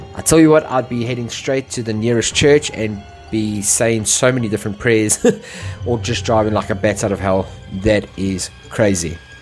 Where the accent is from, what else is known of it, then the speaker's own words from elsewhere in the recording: South Africa; me being South African